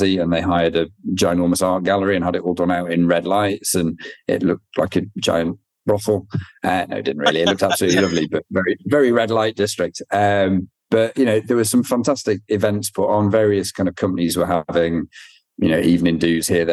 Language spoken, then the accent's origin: English; Northern England, United Kingdom; I'm from Northern England